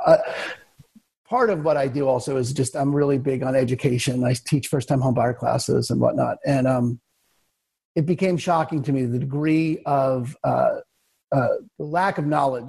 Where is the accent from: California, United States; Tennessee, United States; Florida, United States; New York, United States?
New York, United States; moved away as an adult; also born or lived in Albuquerque; now in Seattle, United States; I'm originally from New York